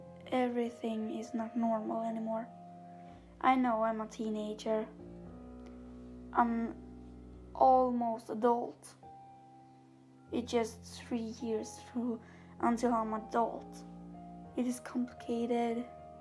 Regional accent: Sweden; English is a second language; I am from Sweden, I talk Swedish

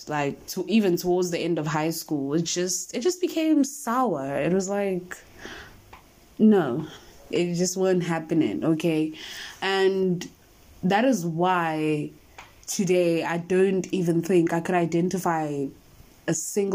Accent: South Africa; we are South African

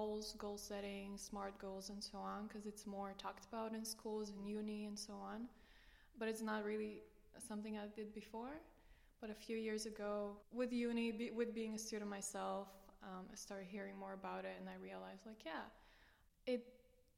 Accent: Romania; moved away as an adult; now in Maastricht, Netherlands; I come from Romania originally. And I've been in the Netherlands for 7 years now, 4 years in Maastricht

